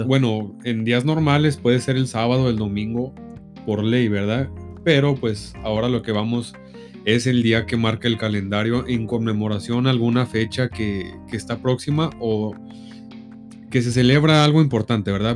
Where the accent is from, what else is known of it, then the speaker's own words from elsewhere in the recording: Mexico; nosotros como buenos mexicanos